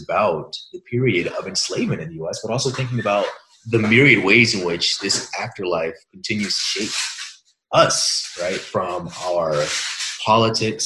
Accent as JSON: {"language": "English", "town": "Hampton", "region": "Virginia", "country": "United States", "tie": "born or raised there", "also_born_or_lived": "Ann Arbor, Michigan", "moved": "yes", "lives_now": "Irvine, United States", "said": "where I was born in Virginia, Hampton is essentially the site of Jamestown, which is the oldest continuous colony."}